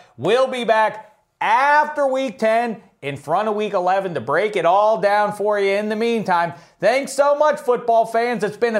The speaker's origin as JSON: {"language": "English", "town": "Pittsburgh", "region": "Pennsylvania", "country": "United States", "tie": "born or raised there", "said": "When I was growing up in Pittsburgh"}